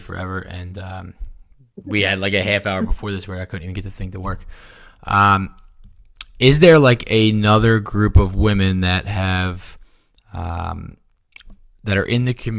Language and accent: English; Philadelphia, Pennsylvania, United States; I grew up in Philadelphia